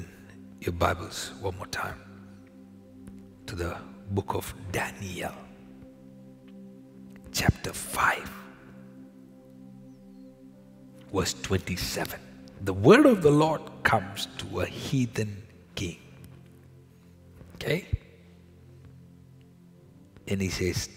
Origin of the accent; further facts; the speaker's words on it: India; now in Canada; I was born in India, where we were used to going into the supermarket on the side of the road, the vegetable market with my father